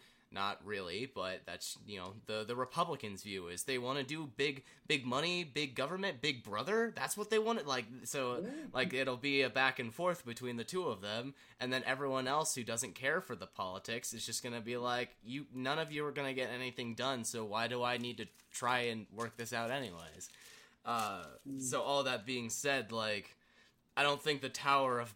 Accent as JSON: {"language": "English", "country": "United States", "said": "as an American"}